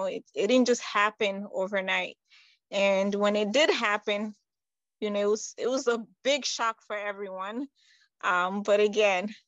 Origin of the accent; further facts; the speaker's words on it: New York, United States; also born or lived in Conakry, Guinea; I was born in Guinea-Conakry. That's on the west side. I would say right next to Senegal, around Ghana. And I came to the United States when I was 9 years old. So I pretty much grew up in New York, big city